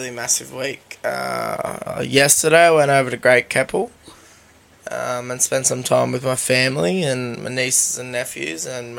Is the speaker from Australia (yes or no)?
yes; Australia; I am Australian.